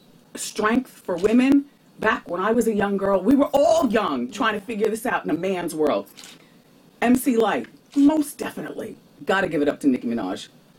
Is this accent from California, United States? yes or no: no; New Jersey, United States; But growing up in Jersey, I grew up in the New York tri-state part of Jersey.